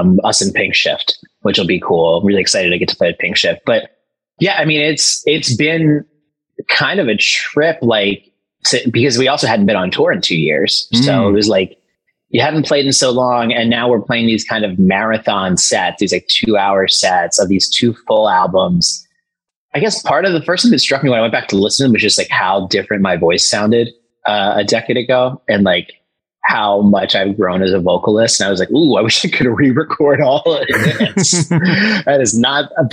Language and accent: English; Philadelphia, Pennsylvania, United States; we're from Philly.